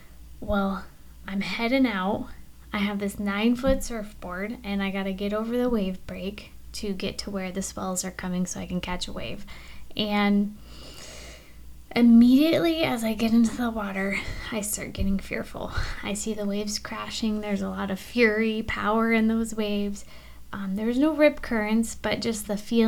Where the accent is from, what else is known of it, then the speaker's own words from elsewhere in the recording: Alaska, United States; moved away as an adult; now in Florida, United States; Being born and raised in Alaska